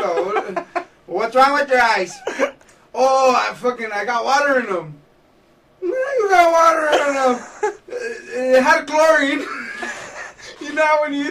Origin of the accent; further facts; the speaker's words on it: Fullerton, California, United States; I grew up in Fullerton, California, right on Valencia and Harbor